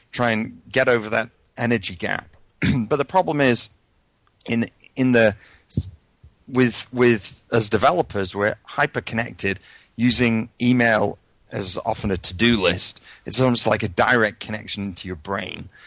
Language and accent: English; United Kingdom; moved away as an adult; now in United States; my history background is I come from the UK, although my accent's a little mangled at this point, having lived probably 16 years in the US.